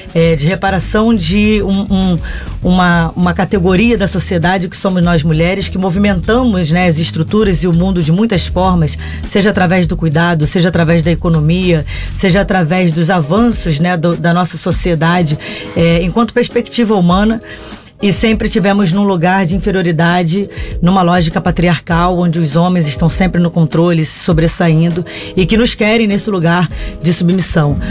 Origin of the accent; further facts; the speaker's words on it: Brazil; enquanto brasileira